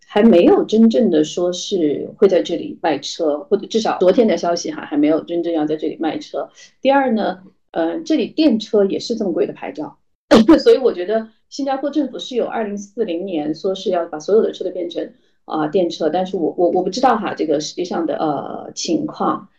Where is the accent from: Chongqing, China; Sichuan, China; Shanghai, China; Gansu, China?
Chongqing, China; now in Singapore; 我是重庆人，我是，我是一个吃，典型的四川胃